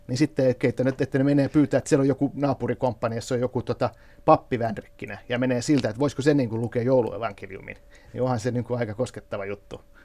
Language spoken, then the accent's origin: Finnish; Kauhava, South Ostrobothnia, Finland; moved away; mä oon itse eh, syntyisin Kauhavalta, eli just näiltä kulmilta, mistä nämä miehet lähtee sotaan. Ja, ja itse asiassa mun oma, oma kotitalo Kauhavalla